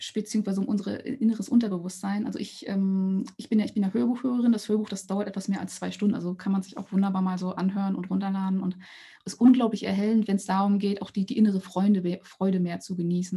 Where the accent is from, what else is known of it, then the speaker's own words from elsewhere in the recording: East Germany, Germany; ich bin in Ostdeutschland geboren oder in der D D R geboren und dann in Ostdeutschland aufgewachsen